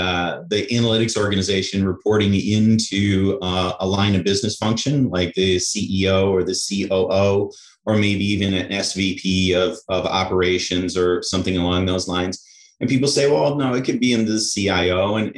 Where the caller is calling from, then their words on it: Wilmette, Illinois, United States; Chicago, just north of Chicago in Wilmette, right near the lakefront.